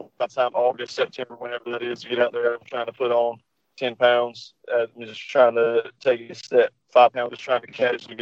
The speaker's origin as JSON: {"language": "English", "region": "North Carolina", "country": "United States", "said": "I'm from North Carolina"}